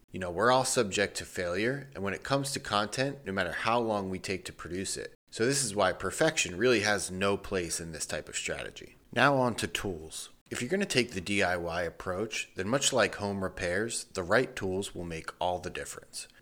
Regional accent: Northeast, United States; I'm from the Northeast.

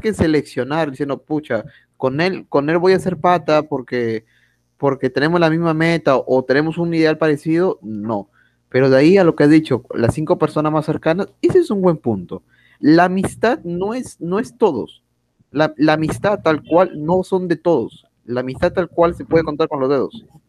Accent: Peru; somos peruanos

